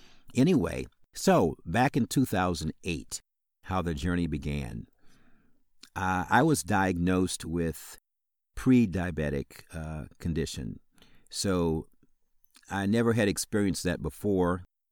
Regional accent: Illinois, United States; So once again … I'm from Illinois, as I indicated, right outside of Chicago.

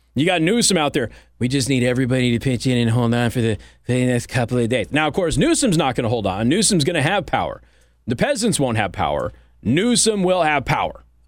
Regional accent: California, United States; moved away; I was born in California

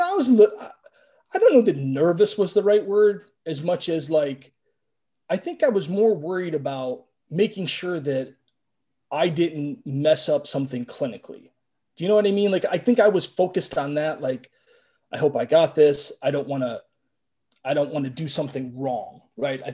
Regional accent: Cleveland, Ohio, United States; I'm from Cleveland

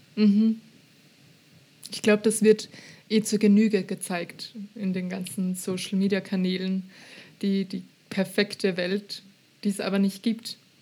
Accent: Austria; accent: Austrian; Ich, ich rede halt österreichisch

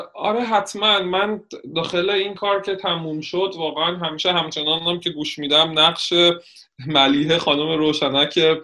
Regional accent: Shiraz, Fars, Iran; moved away; نه من گیلانی نیستم من متولد شیراز هستم

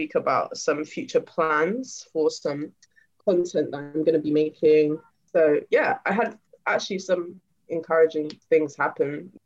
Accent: London, United Kingdom; So the area that I've grown up in is Acton.

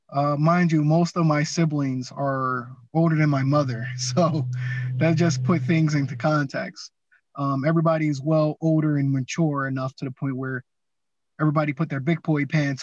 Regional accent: Atlantic City, New Jersey, United States; moved away as an adult; I'm born and raised in Atlantic City, New Jersey. Moved out of there, I want to say, after like 19 years.

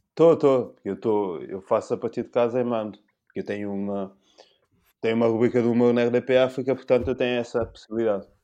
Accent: São Tomé, São Tomé & Príncipe; now in Portugal; eu não nasci cá, eu nasci em São Tomé

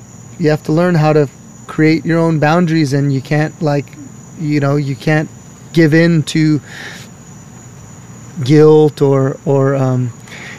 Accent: Hawaii, United States; moved away as an adult; now in Washington, United States; I'm born and raised in Hawaii

